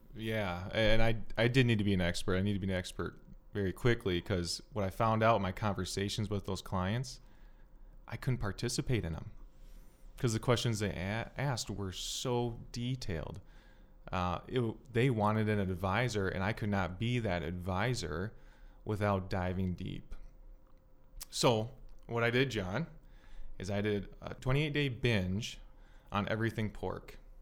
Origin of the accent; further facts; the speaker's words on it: South Metro, Minnesota, United States; I was born in the South Metro.